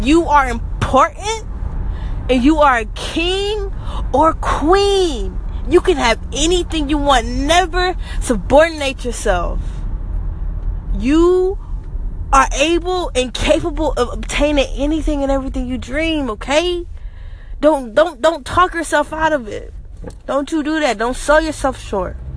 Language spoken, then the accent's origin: English; United States; I am African American. I'm a Black female